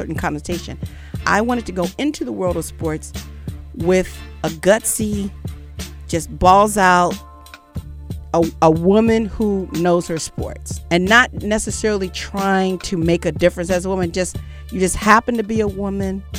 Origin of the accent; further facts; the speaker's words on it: Los Angeles, California, United States; I grew up in Los Angeles